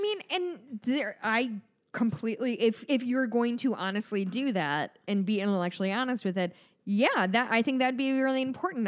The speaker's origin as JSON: {"language": "English", "country": "United States", "said": "we, as an American society"}